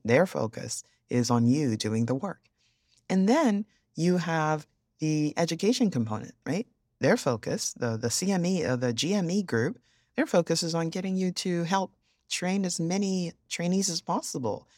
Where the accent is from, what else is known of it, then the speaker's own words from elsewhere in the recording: Yorubaland, Nigeria; I'm Nigerian, but I'm originally Yoruba